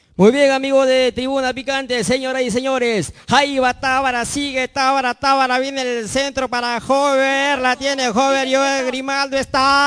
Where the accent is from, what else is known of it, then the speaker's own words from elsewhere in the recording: Chongoyape, Lambayeque, Peru; vengo del departamento de Lambayeque, provincia